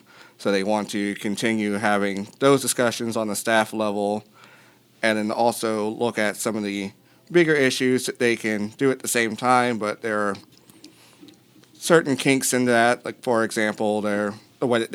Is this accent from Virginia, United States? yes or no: yes; Hampton Roads, Virginia, United States; now in Charlottesville, United States; I grew up in Hampton Roads, and there's seven cities there.